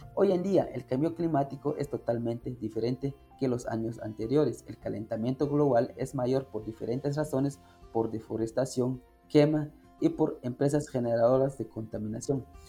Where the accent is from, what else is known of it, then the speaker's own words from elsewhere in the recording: San Agustín Lanquín, Alta Verapaz, Guatemala; soy del municipio de San Agustín Lanquín, Alta Verapaz